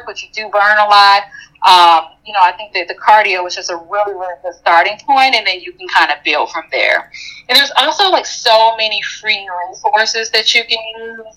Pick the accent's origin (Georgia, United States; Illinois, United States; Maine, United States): Illinois, United States; Chicago; I'm a Chicagoan